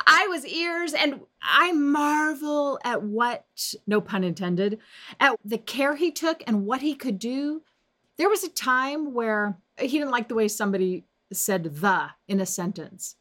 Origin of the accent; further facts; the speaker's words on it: Las Vegas, Nevada, United States; when I was a young girl growing up in Las Vegas